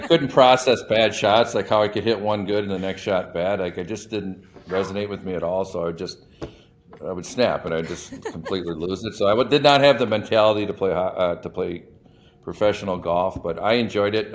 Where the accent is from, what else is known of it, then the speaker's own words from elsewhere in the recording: Madison, Wisconsin, United States; moved away as an adult; now in Chicago, United States; I grew up in Madison